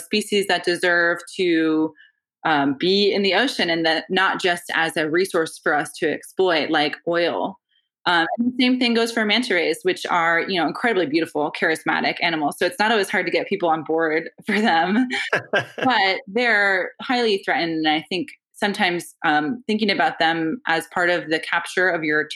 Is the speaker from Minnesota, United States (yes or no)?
no; Maine, United States; growing up in Maine